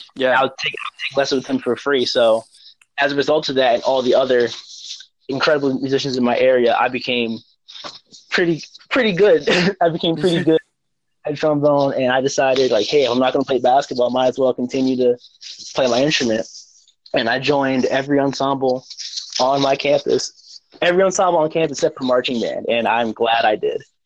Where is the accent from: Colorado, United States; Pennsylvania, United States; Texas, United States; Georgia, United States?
Pennsylvania, United States; Stroudsburg; also born or lived in Newark, New Jersey / Rahway, New Jersey; I was born in Newark, New Jersey, lived in Rahway, New Jersey for a short time, but I was raised and I claim Stroudsburg, Pennsylvania